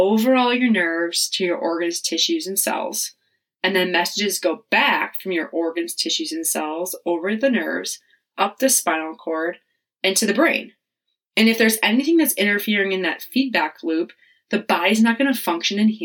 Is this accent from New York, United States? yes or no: no; Wisconsin, United States; moved away as an adult; also born or lived in Charlotte; We're both from Wisconsin